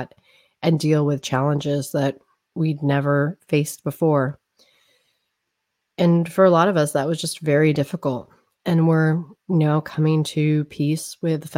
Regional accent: United States; also born or lived in Newark; I am American. I was born in America.

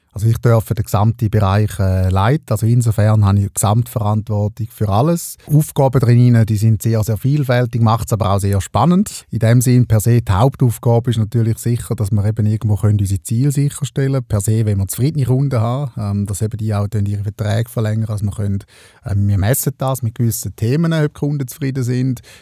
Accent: Eastern Switzerland, Switzerland; in der Ostschweiz, wo ich aufgewachsen bin

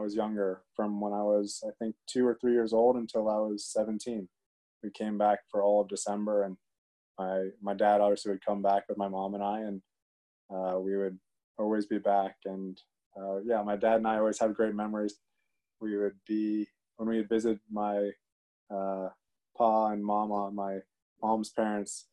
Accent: D.C., District of Columbia, United States; also born or lived in Philippines (ancestry); I grew up outside Washington, D.C. when I was really young.

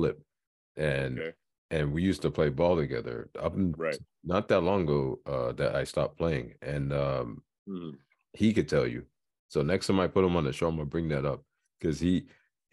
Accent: New York, United States; I'm a New Yorker

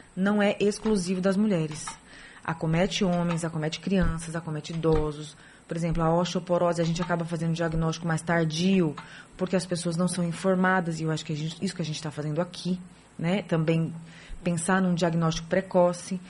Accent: São Paulo, Brazil; moved away as an adult; now in Salvador, Brazil; Nasci em São Paulo, hum. estudei, nasci, estudei e com 20 e poucos anos, 28 anos, vim para Salvador

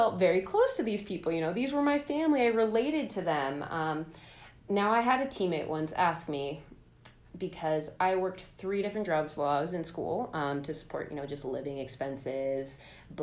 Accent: Oakland, California, United States; I grew up in Oakland, California

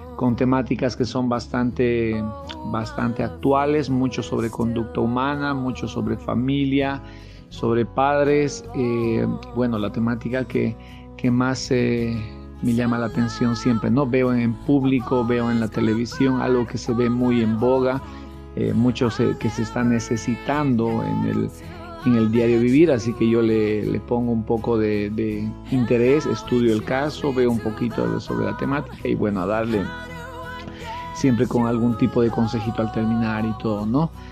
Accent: Tarija, Bolivia; soy de Bolivia, de la ciudad de Tarija

